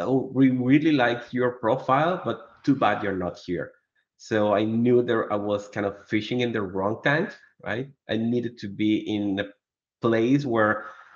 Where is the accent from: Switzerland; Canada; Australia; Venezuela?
Venezuela; moved away as an adult; now in Colombia; I am originally from Venezuela. For the last 4 years, I've been living in Colombia